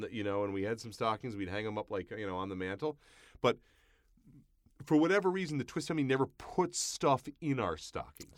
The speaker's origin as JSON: {"language": "English", "area": "Long Island", "region": "New York", "country": "United States", "tie": "born or raised there", "said": "I grew up in Long Island, a lot of Jewish families"}